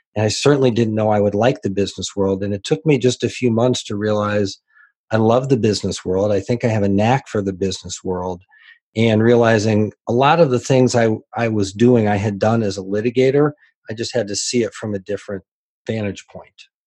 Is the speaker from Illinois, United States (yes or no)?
yes; Decatur, Illinois, United States; I grew up in Decatur, Illinois, so it was a fairly small community